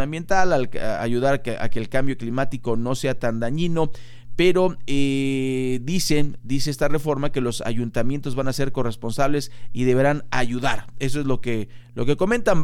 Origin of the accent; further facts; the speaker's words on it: Mexico; nosotros como mexicanos